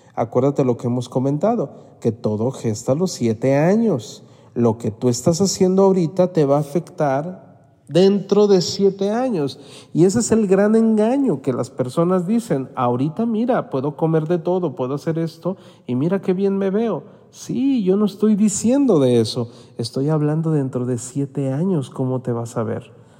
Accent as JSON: {"language": "Spanish", "country": "Mexico", "said": "no me había tocado ver en mi país esa situación de salud"}